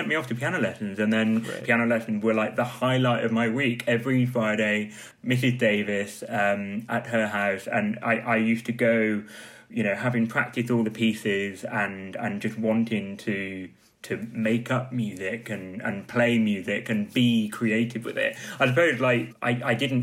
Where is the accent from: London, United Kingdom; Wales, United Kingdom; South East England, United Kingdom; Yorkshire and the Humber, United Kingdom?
Wales, United Kingdom; growing up in Wales, we had a lot of wet play